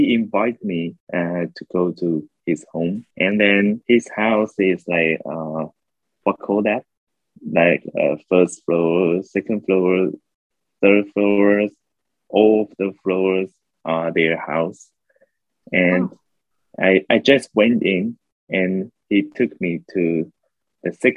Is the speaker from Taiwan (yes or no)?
yes; Taiwan; I'm from Taiwan